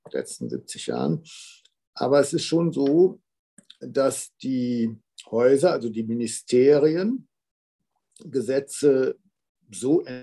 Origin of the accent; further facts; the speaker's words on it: Arnsberg, North Rhine-Westphalia, Germany; er wohnt hier in Arnsberg, also meiner Heimatstadt.